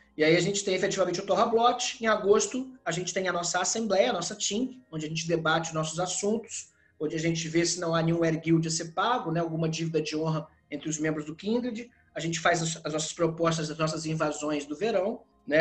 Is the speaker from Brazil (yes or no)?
yes; Brazil; nós somos brasileiros